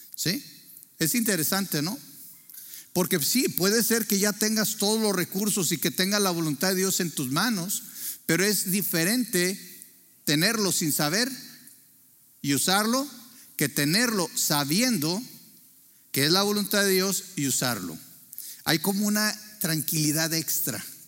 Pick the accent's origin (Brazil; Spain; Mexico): Mexico; Torreón, Coahuila; nacimos en Torreón, Coahuila